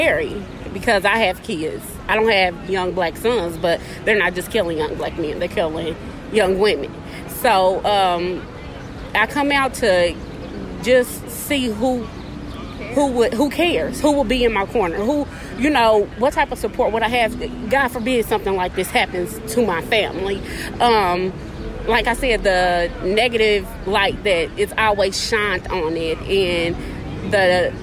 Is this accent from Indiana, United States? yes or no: yes; Indianapolis, Indiana, United States; I'm from the West Side of town